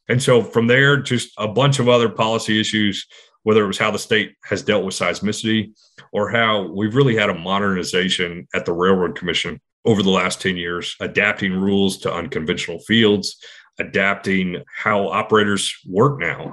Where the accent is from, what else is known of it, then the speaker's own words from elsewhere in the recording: Houston, Texas, United States; now in Austin, United States; A kid growing up in the 80s in Texas, in Houston